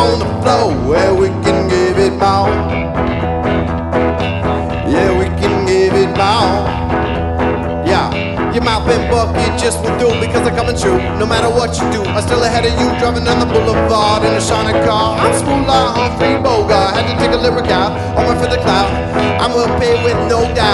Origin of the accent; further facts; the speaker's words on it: Kitchener, Ontario, Canada; moved away as an adult; We grew up in Kitchener, Waterloo